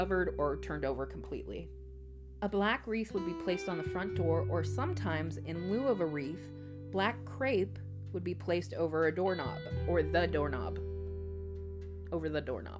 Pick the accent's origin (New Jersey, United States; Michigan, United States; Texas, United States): Texas, United States; as a Texan, as a person who has survived, barely, Texas summers